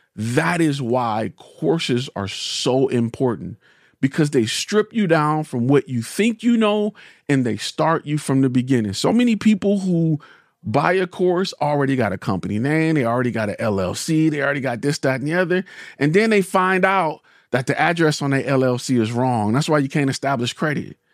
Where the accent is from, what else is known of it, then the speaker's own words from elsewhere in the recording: Detroit, Michigan, United States; I'm a car guy, and I'm from Detroit